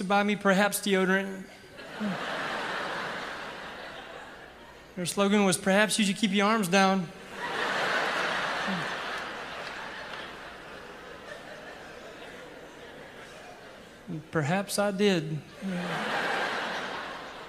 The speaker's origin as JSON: {"language": "English", "town": "Ragland", "region": "Alabama", "country": "United States", "tie": "born or raised there"}